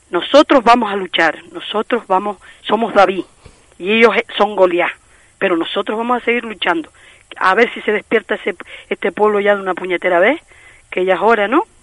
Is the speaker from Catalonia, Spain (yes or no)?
no; Canary Islands, Spain; Nosotros somos canarios.